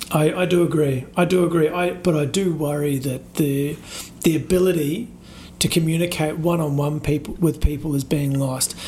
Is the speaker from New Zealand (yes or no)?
yes; New Zealand; now in Australia; growing up in New Zealand